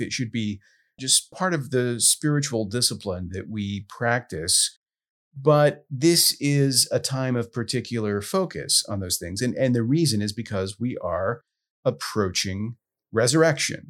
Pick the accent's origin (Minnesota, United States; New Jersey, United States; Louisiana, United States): Louisiana, United States; Southwest; I grew up in Southwest Louisiana